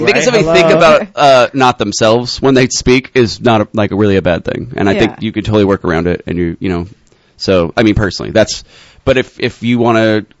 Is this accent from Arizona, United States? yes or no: yes; Arizona, United States; moved away as an adult; also born or lived in Oregon / Portland, Oregon; now in New York, United States; I was born in Oregon, but then I lived in Arizona most of my life.